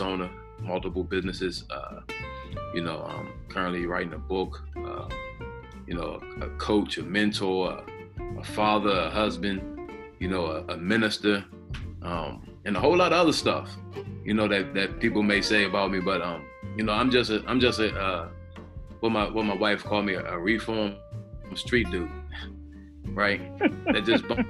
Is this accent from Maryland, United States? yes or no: yes; Charles County, Maryland, United States; I come from the Charles County area